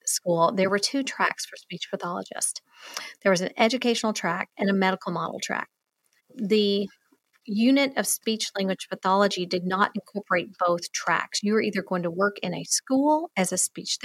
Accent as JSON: {"language": "English", "region": "the South", "country": "United States", "accent": "Southern", "said": "I'm from the South. My drama teacher thought I needed even more of a Southern accent"}